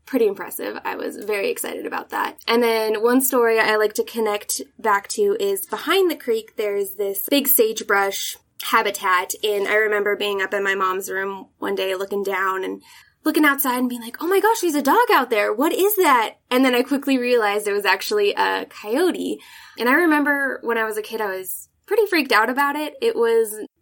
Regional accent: Reno, Nevada, United States; I spent most of my childhood in Reno, Nevada. We moved here when I was about 7, so the majority of my life has been spent here

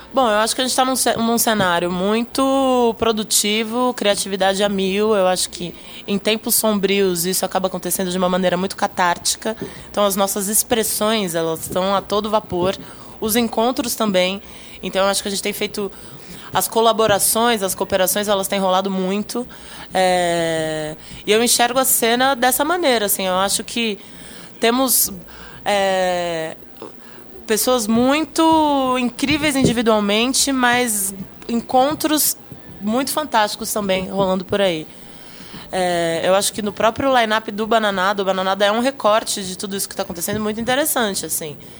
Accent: Minas Gerais, Brazil; now in São Paulo, Brazil; cresci em Minas, moro em São Paulo

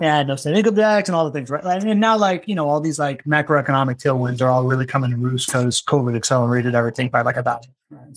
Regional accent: Miami, Florida, United States; moved away as an adult; also born or lived in South America / California; now in Jacksonville, United States; I was born in South America. I grew up in Miami

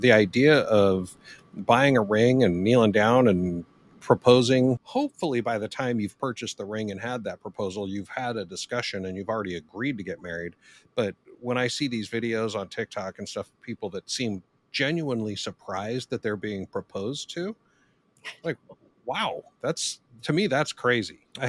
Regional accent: Utah, United States; I grew up in Utah.

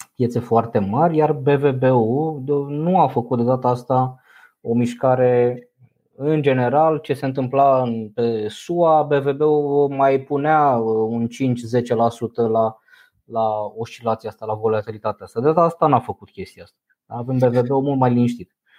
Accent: Romania; pe noi ca și români

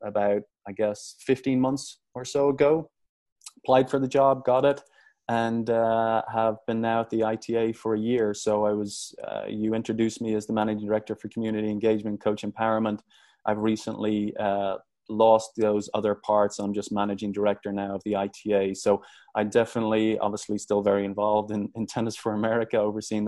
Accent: Dublin, Leinster, Ireland; moved away as an adult; also born or lived in Fresno, California, United States; now in United States; I grew up in Dublin, Ireland.

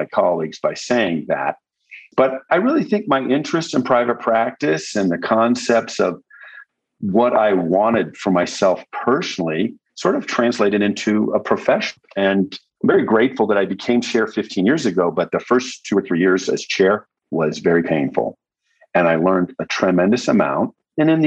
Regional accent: Aspen, Colorado, United States; moved away as an adult; also born or lived in Texas / Baltimore, Maryland; now in New Mexico, United States; I was born in Texas and grew up in Colorado

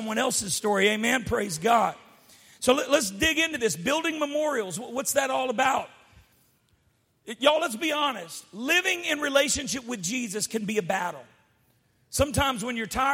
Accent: United States; I grew up in the United States

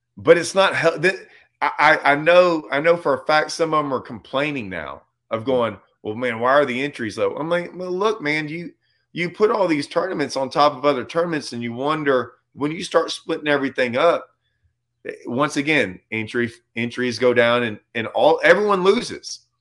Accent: Lake Livingston, Texas, United States; also born or lived in Nacogdoches, Texas; I grew up on Livingston

